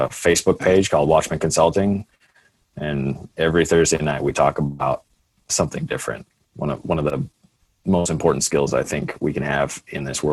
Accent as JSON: {"language": "English", "country": "Canada", "said": "I'm a Canadian"}